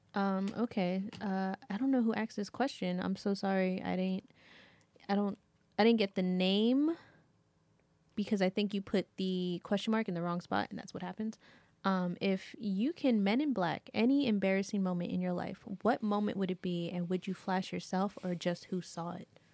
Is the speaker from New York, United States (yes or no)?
yes; New York, United States; as a New Yorker.